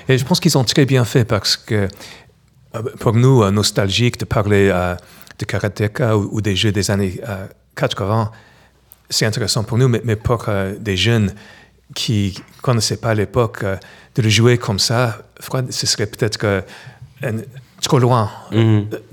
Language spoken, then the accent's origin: French; New York, United States; French is a second language; moved away as an adult; also born or lived in Los Angeles / San Francisco / Paris; now in Montpellier, France; je suis né à New York, je suis américain